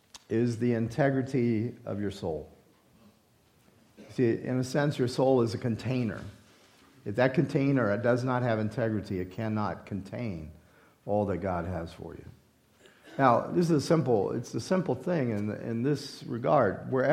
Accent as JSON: {"language": "English", "region": "Louisiana", "country": "United States", "said": "I'm a Cajun and I like red beans and rice with sausage."}